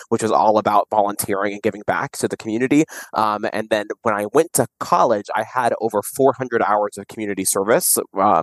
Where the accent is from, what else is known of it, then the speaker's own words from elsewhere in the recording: Kissimmee, Florida, United States; also born or lived in St. Cloud, Florida; I grew up in the Kissimmee / St. Cloud, Florida area